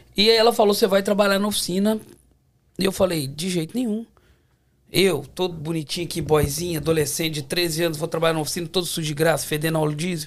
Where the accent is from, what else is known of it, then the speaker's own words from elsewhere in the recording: Belo Horizonte, Minas Gerais, Brazil; moved away as an adult; now in Toronto, Canada; sou de Belo Horizonte.